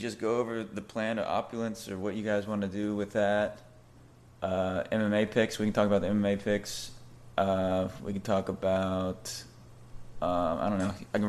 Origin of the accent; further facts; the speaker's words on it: Cocoa Beach, Florida, United States; moved away as an adult; now in Tampa, United States; Yeah, so I'm out of Tampa right now. I grew up in Cocoa Beach.